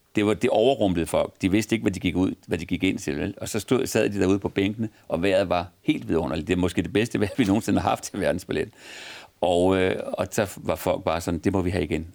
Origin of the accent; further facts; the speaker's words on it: Copenhagen, Capital Region of Denmark, Denmark; min far var menighedsrådsformand i en kirke på Vesterbro, hvor jeg, hvor vi, hvor jeg voksede op